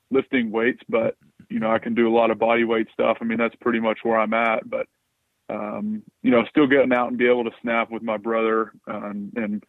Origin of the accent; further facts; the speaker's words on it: Atlanta, Georgia, United States; grew up here in Atlanta, mostly on the north side of the city in Alpharetta